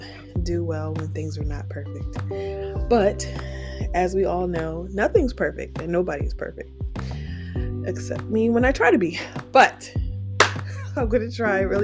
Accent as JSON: {"language": "English", "town": "Piscataway", "region": "New Jersey", "country": "United States", "tie": "born or raised there", "said": "We call each other townies because we're from Piscataway"}